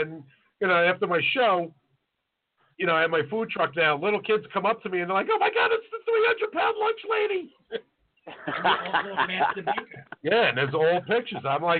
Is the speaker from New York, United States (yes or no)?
yes; New York City, New York, United States; we're from Staten Island